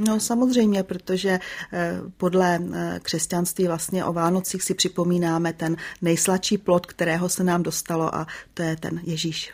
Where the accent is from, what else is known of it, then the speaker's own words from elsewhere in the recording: Prague, Czechia; já jsem se narodila v Praze